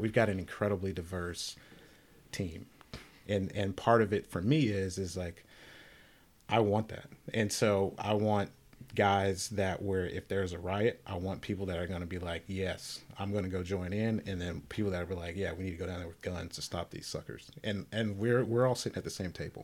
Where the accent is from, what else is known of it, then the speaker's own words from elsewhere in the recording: the South, United States; I'm from the South, black, deep spiritual roots in my family